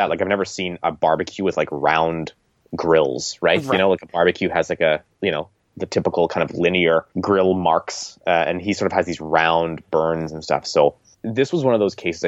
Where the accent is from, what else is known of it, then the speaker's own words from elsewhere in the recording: Canada; as a Canadian